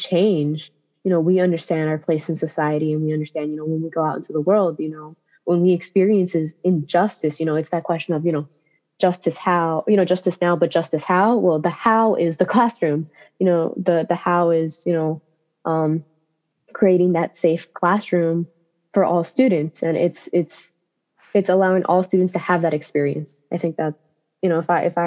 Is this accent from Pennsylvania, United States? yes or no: no; Jersey City, New Jersey, United States; I come from Jersey City, and I think it's one of the most diverse cities in the country. And for me, I learned a lot about the cultures around me